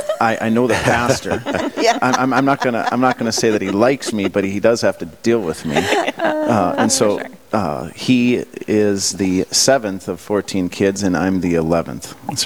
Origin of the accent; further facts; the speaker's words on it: Bismarck, North Dakota, United States; I grew up right outside the Bismarck area.